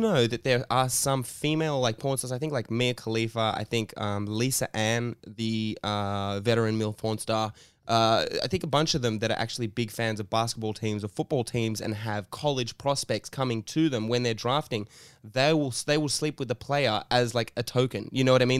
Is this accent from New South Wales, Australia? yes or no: yes; Sydney, New South Wales, Australia; we grew up in Redfern right when it was the it was the worst